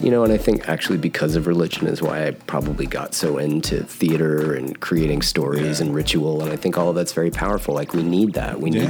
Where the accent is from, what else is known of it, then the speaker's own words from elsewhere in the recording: San Antonio, Texas, United States; we're both from San Antonio. I was raised super Catholic. I was an altar boy for 10 years.